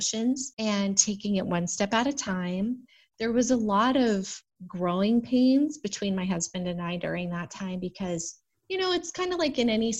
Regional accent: Arizona, United States; moved away as an adult; also born or lived in Phoenix; I'm from Arizona. It's brown

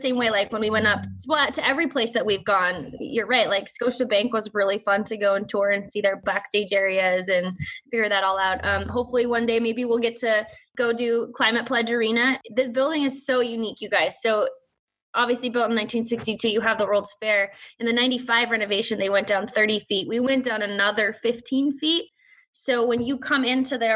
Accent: Montana, United States; moved away; also born or lived in Seattle / Minneapolis; I'm from Montana

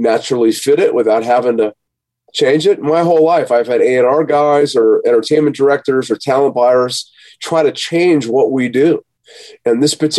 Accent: Las Vegas, Nevada, United States; also born or lived in San Jose, California / Portland; my life and my family and growing up in Vegas and the change in Vegas

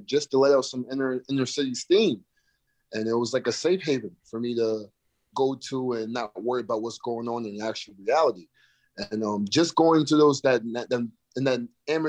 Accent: Albany, New York, United States; moved away as an adult; also born or lived in South Florida / Marquette, Michigan; I'm from Albany, New York, but I've been in South Florida for the past 10 years

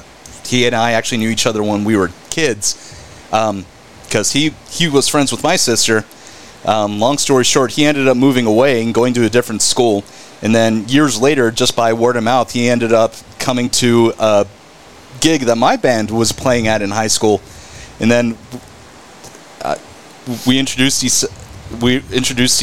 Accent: North Richland Hills, Texas, United States; also born or lived in Burleson / Euless; I grew up in North Richland Hills

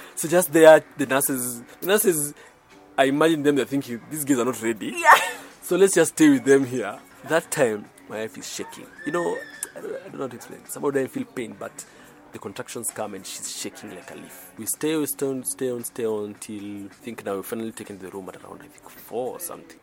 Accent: Nairobi, Kenya; I'm from Nairobi, Kenya

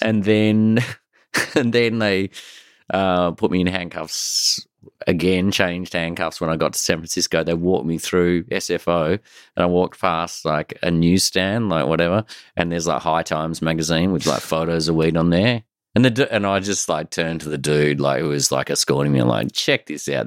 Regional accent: Australia; I grew up in Australia

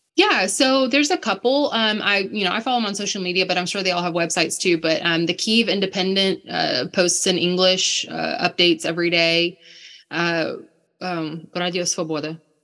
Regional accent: United States; moved away; also born or lived in Ukraine; I'm this American girl who says I used to live in Ukraine

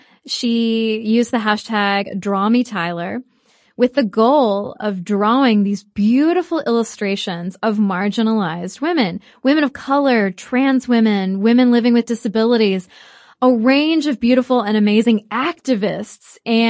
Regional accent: United States; we are American.

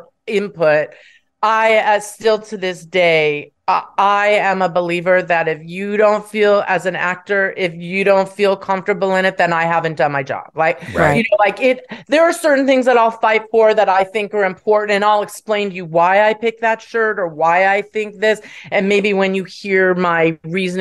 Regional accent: Beverly Hills, California, United States; also born or lived in Vermont; I grew up of privilege in Beverly Hills

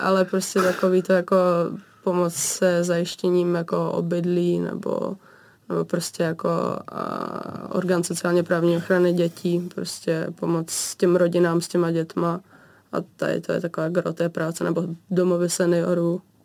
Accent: Vsetín, Zlín Region, Czechia; Já pocházím z Moravy

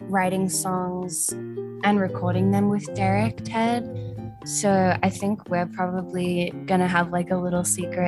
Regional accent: Australia; Being an Australian

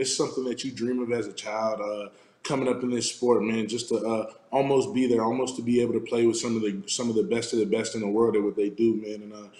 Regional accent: Florida, United States; I'm from South Florida, so that's always been where I wanted to go.

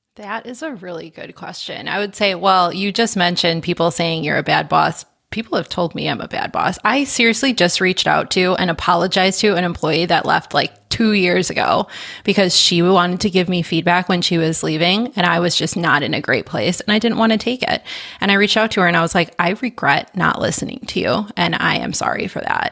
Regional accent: Midwest, United States; I am a Midwesterner through and through

